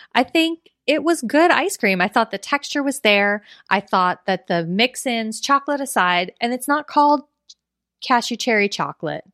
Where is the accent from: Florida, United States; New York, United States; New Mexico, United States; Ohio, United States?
Florida, United States; we're both from Florida